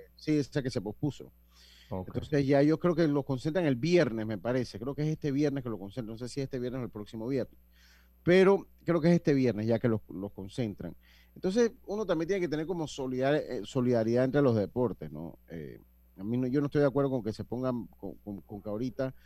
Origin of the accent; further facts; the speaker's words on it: Panama; somos panameños